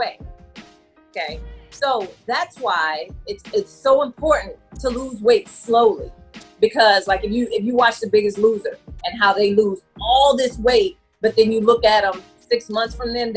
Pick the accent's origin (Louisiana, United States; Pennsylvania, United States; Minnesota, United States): Louisiana, United States; New Orleans; I'm from New Orleans area